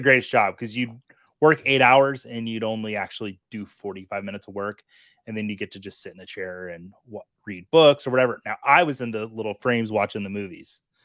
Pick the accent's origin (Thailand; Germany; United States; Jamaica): United States; Montana; I grew up in Montana